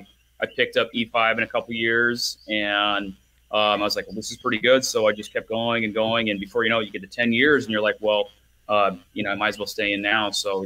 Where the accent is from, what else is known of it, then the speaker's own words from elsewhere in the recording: Portland, Oregon, United States; I'm actually from Portland, Oregon.